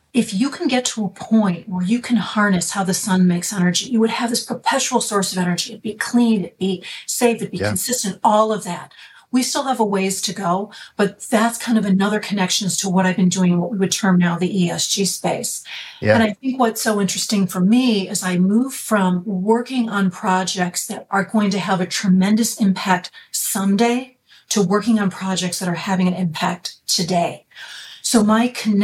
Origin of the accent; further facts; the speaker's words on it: Chicago, Illinois, United States; I am originally from the Chicago area. That's where I grew up and have never really left